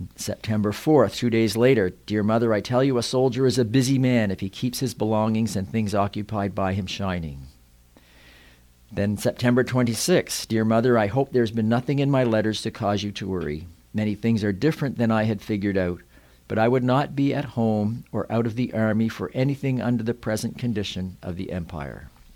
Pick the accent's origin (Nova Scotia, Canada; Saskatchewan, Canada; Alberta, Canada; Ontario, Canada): Nova Scotia, Canada; Yarmouth; I grew up on the Wyman Road just outside of town